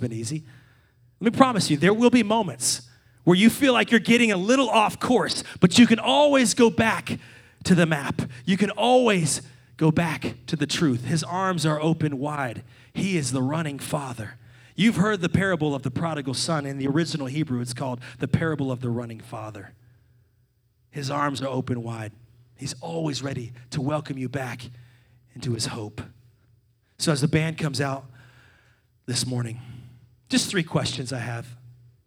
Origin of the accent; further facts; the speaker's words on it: Salem, Virginia, United States; my hometown of Salem, Virginia